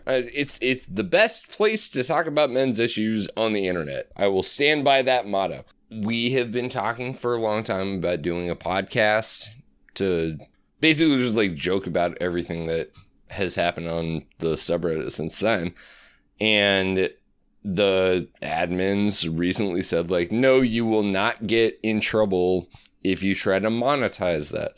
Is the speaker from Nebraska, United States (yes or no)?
yes; Omaha, Nebraska, United States; also born or lived in Colorado / Chicago; I grew up in Omaha